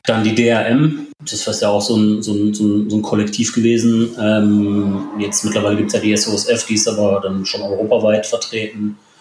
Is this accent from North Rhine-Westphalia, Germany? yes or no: yes; Ruhr area, North Rhine-Westphalia, Germany; also born or lived in Poland; now in Mönchengladbach, Germany; Vorher eigentlich mein ganzes Leben lang im Ruhrpott verbracht.